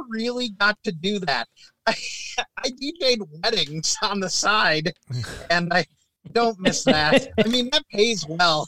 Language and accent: English; Minnesota, United States; growing up in Minnesota